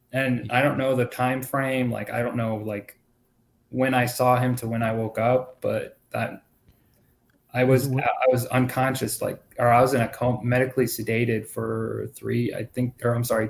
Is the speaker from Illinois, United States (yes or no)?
yes; Rockford, Illinois, United States; also born or lived in Daytona Beach, Florida; So I was born in Daytona Beach, Florida, and I was raised by like a single parent. And then we moved to Rockford, Illinois, and that's where I enlisted